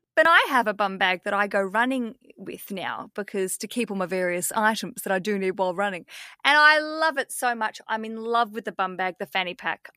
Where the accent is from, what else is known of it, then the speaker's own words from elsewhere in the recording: Australia; as we'd say in Australia.